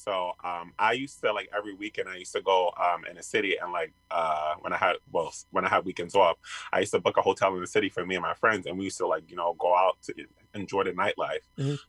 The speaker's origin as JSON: {"language": "English", "town": "New York City", "region": "New York", "country": "United States", "lives_now": "Long Island, United States", "said": "Like I live in Long Island, but I came from New York City."}